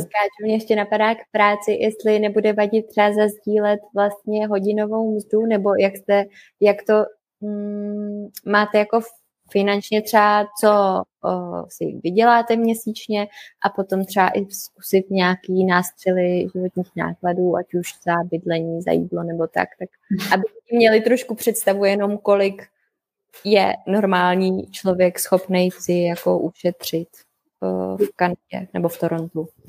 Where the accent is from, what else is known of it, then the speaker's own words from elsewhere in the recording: Czechia; moved away as an adult; also born or lived in Canada; u nás v Čechách